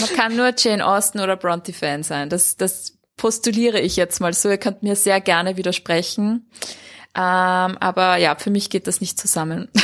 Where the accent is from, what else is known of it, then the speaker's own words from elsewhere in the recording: Vienna, Austria; bei uns in Wien oder in Österreich